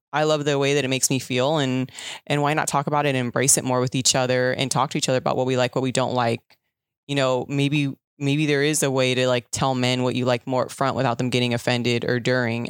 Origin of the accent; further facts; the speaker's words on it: Southern California, United States; I'm from SoCal